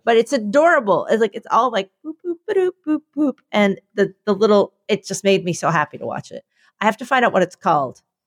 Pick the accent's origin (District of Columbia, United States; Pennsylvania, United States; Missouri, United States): Pennsylvania, United States; Philadelphia; my people were doing what they do, which was being more Philadelphian than you thought